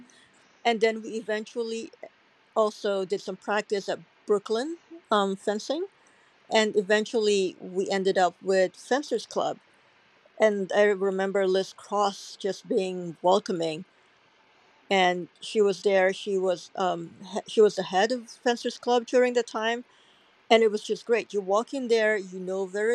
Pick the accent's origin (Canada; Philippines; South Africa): Philippines; moved away as an adult; also born or lived in Hong Kong / Singapore / New York / Cairo; now in New Zealand; growing up in the Philippines